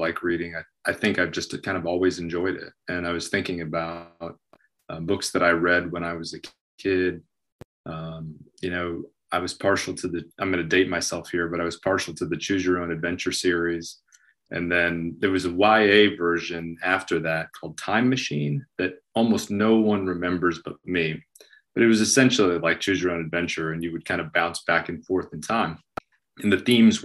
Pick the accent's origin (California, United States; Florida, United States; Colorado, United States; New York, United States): Florida, United States; Southwest; moved away as an adult; now in Nashville, United States; I grew up in Southwest Florida.